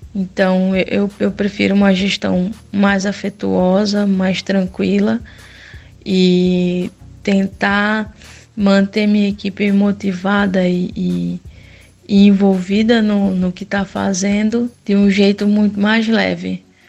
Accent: Brazil; moved away; a gente é do Brasil

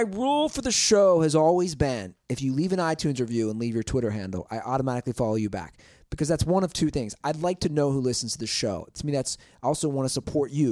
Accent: Cincinnati, Ohio, United States; born or raised there; moved away

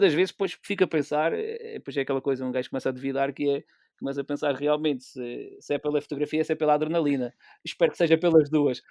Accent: Pico Island, Calheta de Nesquim, Azores, Portugal; sou da Ilha do Pico, mais propriamente da Calha de Nesqui

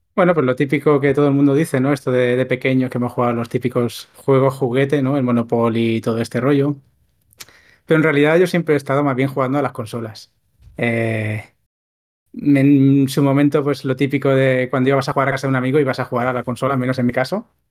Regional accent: a town outside Barcelona city, Catalonia, Spain; mi pueblo, no estoy en Barcelona ciudad, en mi pueblo que hubiera una tienda ya era, ya era muy extraño

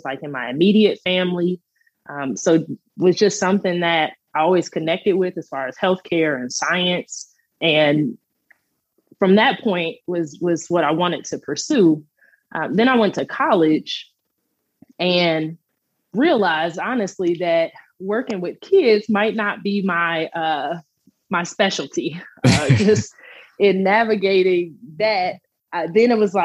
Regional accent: Country Club Hills, Illinois, United States; moved away as an adult; also born or lived in Hazel Crest, Illinois / Edwardsville, Illinois / Memphis, Tennessee / Kansas City; I grew up in Country Club Hills, and then we actually moved to Hazelcrest, and I ended up going to HF for high school

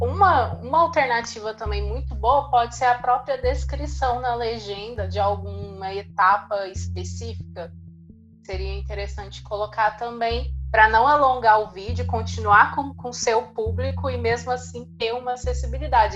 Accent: Uberlândia, Minas Gerais, Brazil; sou da cidade de Uberlândia, Minas Gerais

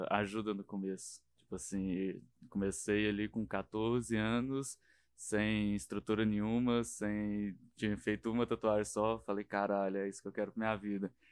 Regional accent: interior of Minas Gerais, Brazil; moved away; eu não era da capital, eu era mais do interior, né?

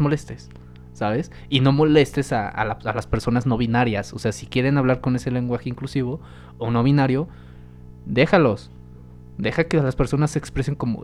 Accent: Mexico; somos conocidos los mexicanos

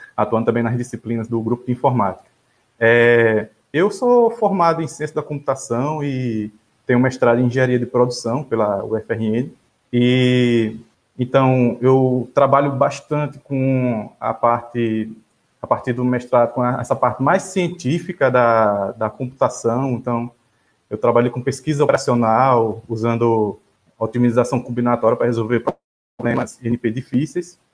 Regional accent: Rio Grande do Norte, Brazil; moved away as an adult; Eu venho do Rio Grande do Norte, né? Nesse momento eu estou também no Rio Grande do Norte

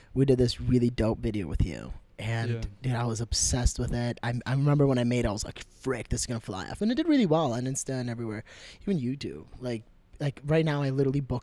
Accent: Brooklyn Park, Minnesota, United States; I was born in Brooklyn Park, Minnesota, which is a little bit up north of here

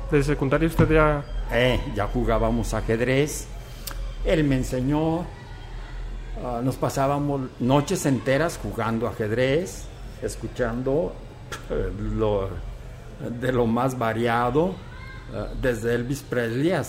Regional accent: Teocaltiche, Jalisco, Mexico; born there; yo nací aquí en Teocaltiche, ya hace algunos años, en el año de 1947 yo viví una infancia eh, feliz

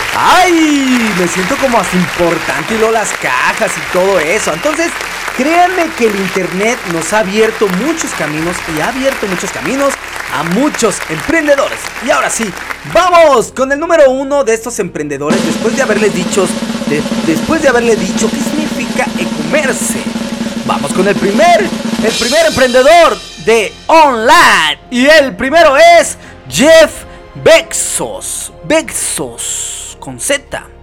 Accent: Mexico; Nosotros aquí en México somos muy devotos a la Virgen de Guadalupe, es nuestra patrona y señora

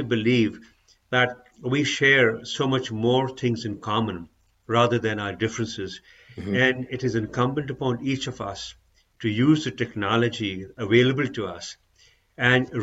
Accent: Pakistan; moved away; I'm originally from Pakistan

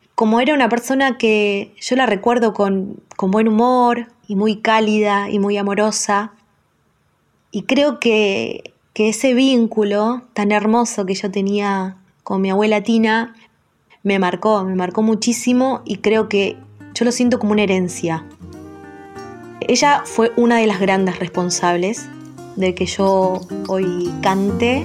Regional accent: Luján, Buenos Aires Province, Argentina; tengo 35 años, soy de Luján

